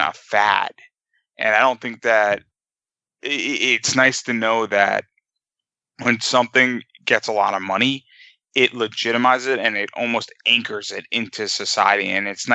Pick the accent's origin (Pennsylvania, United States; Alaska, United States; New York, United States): New York, United States; now in Washington, D.C., United States; I'm originally from New York